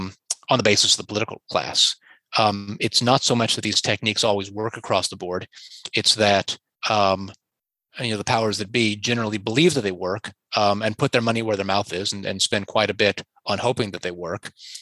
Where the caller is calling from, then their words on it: Canada; I'm talking from Canada, in which we've had an occupation going on in the capital